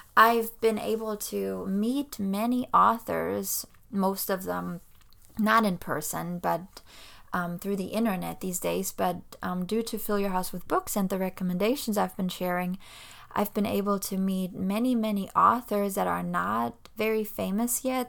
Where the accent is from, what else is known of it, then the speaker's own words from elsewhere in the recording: Germany; moved away as an adult; now in Florida, United States; I actually was born and raised in Germany, so I spent pretty much all my life over there.